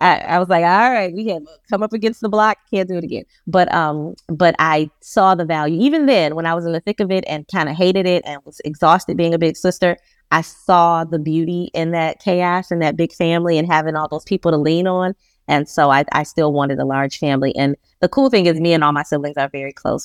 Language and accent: English; Detroit, Michigan, United States; moved away as an adult; now in Charlotte, United States; I'm a Detroit girl, born and raised in Detroit, Michigan